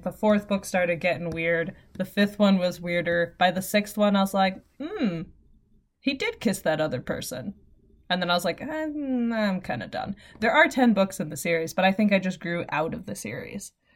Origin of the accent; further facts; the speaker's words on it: New York City, New York, United States; now in upstate New York, United States; I am originally from the city